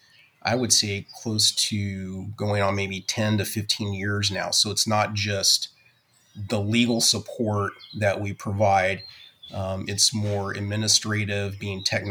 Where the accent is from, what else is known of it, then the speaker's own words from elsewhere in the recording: Orange County, California, United States; also born or lived in Colorado Springs, Colorado; I grew up here in Orange County. I was born in Colorado Springs